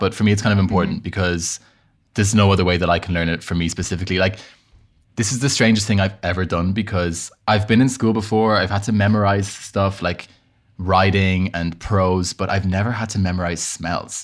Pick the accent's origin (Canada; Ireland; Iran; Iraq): Ireland; accent: Irish; moved away as an adult; also born or lived in Bahrain; now in Paris, France; I moved to Ireland when I was five. So I mean, I've grew up in Ireland.